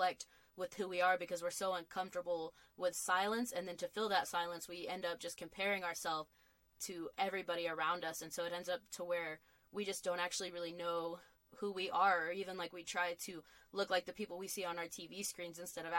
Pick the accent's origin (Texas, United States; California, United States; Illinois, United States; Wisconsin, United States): Texas, United States; Lubbock; I grew up in Lubbock, Texas